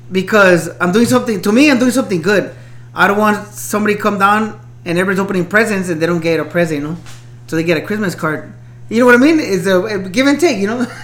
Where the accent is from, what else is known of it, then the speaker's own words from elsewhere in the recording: Los Angeles, California, United States; maybe because we grew up in East LA, Boyle Heights area, you know.